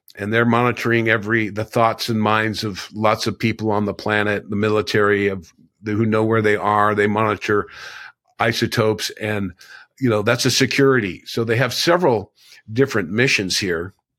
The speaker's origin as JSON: {"language": "English", "town": "Laguna Beach", "region": "California", "country": "United States", "tie": "born or raised there", "said": "I grew up in Laguna Beach"}